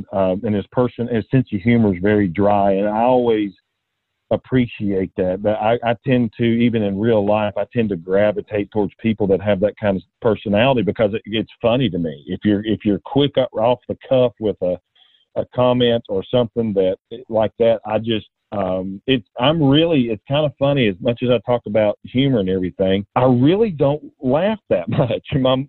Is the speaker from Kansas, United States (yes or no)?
no; Knoxville, Tennessee, United States; also born or lived in Atlanta, Georgia; I was born in Atlanta, moved to Knoxville when I was about four, and stayed in Knoxville until I left for the Air Force and was gone about 5.5 years, and came back, and I've been here ever since.